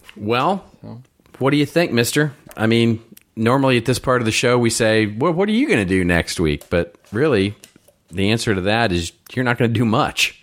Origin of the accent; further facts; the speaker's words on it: Texas, United States; I'm from Texas